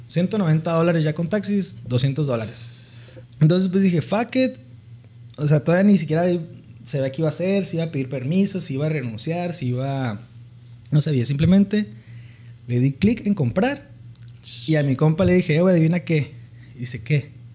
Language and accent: Spanish; Mexicali, Baja California, Mexico; Soy originario de Baja California, de Mexicali, Baja California.